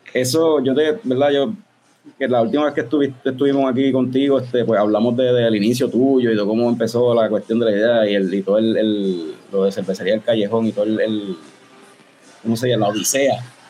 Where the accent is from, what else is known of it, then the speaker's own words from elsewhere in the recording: Puerto Rico; somos de Puerto Rico